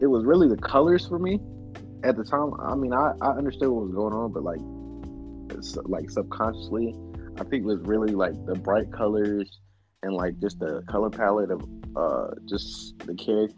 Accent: Fayetteville, North Carolina, United States; I'm from Fayetteville, North Carolina

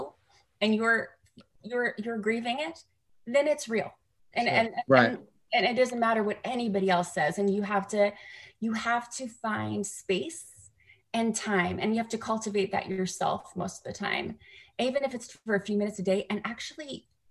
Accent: Canada; now in United States; I'm a Canadian in America

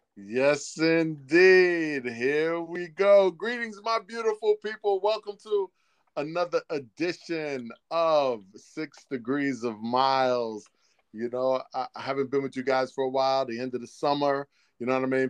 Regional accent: New York City, New York, United States; growing up in Harlem

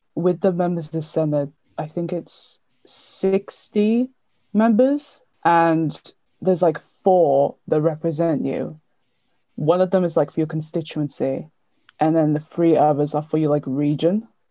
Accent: Cardiff, Wales, United Kingdom; I'm 19 and from Cardiff

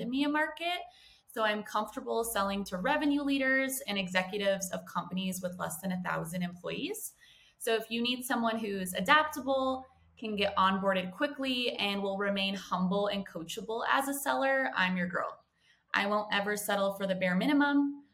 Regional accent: United States; moved away as an adult; also born or lived in San Diego; now in Johannesburg, South Africa; I am an American who actually moved to Johannesburg

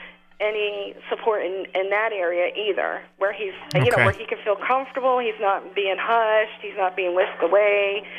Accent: Indiana, United States; now in New Jersey, United States; I came from Indiana with my two children, and now we're in New Jersey.

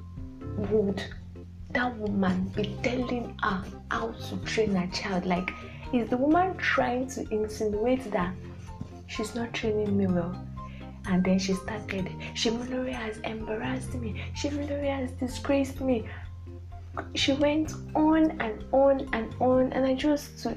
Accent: Nigeria; a typical Nigerian daughter

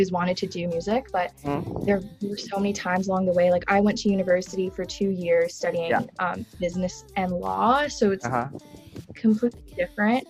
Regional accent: Malaysia; I was born in Malaysia as well

